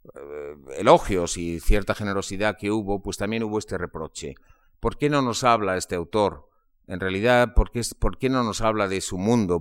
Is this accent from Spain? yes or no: yes; Spain; en los años 50 eh, y 60 de mi infancia se leía mucho en España